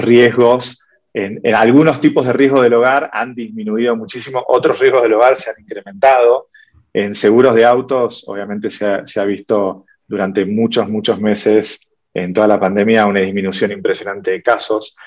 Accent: Argentina; Soy de Argentina.

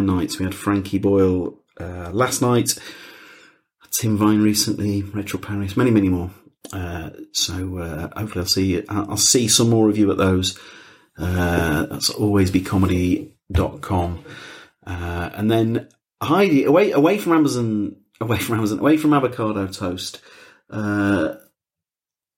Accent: Yorkshire and the Humber, United Kingdom; moved away; I'm from West Yorkshire. I mean, I don't go back as much as I used to, but I'm from West Yorkshire

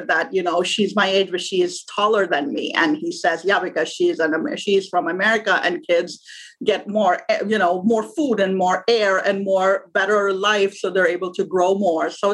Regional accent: Pakistan; born or raised there; moved away as an adult; now in United States

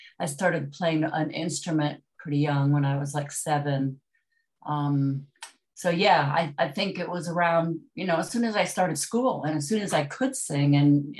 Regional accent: Detroit, Michigan, United States; I grew up in Detroit

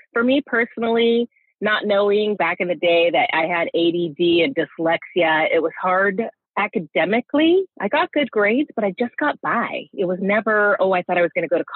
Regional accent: Santa Cruz, California, United States; growing up in Santa Cruz

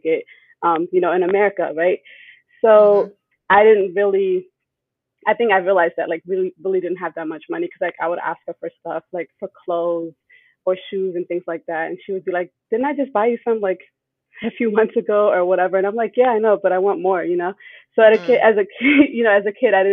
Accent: United States; also born or lived in Germany / Ethiopia (parents); I moved to the U.S. when I was about 9

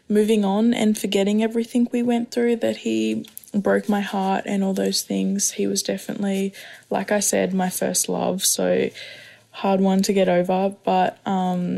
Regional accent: Australia; I'm from Australia and I'm 19.

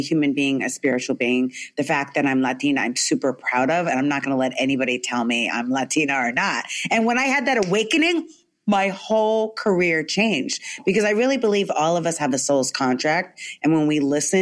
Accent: California, United States; also born or lived in New York, United States; when I was in elementary school, we moved from New York to California

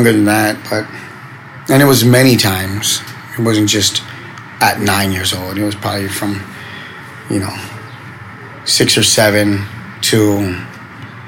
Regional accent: Los Angeles, California, United States; I was from Boyle Heights area, the Ramona Gardens housing projects

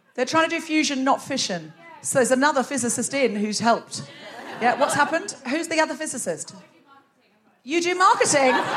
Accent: Australia; moved away as an adult; now in United Kingdom; I'm originally Australian.

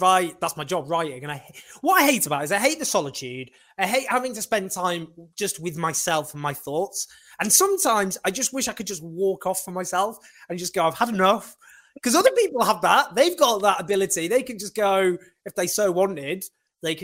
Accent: Sheffield, Yorkshire and the Humber, United Kingdom; also born or lived in Falkirk, Scotland; where I grew up in Sheffield

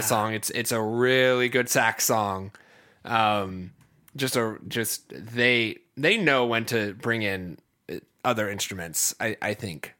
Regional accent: Ohio, United States; I'm from the Midwest, um, I'm from Ohio

